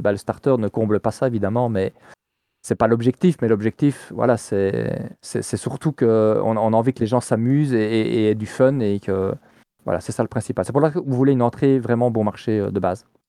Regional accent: Liège, Wallonia, Belgium; je suis liégeois

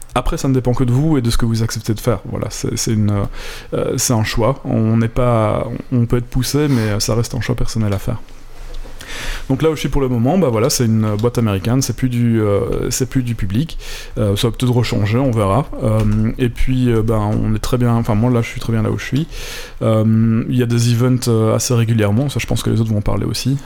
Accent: Belgium; moved away; quand on vient de Belgique

